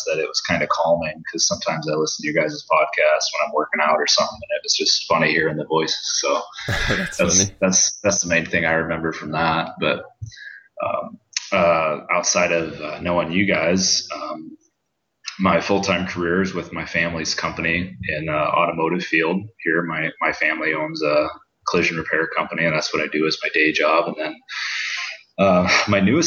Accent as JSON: {"language": "English", "town": "Iowa City", "region": "Iowa", "country": "United States", "tie": "born or raised there", "said": "I'm born and raised in Iowa City, Iowa."}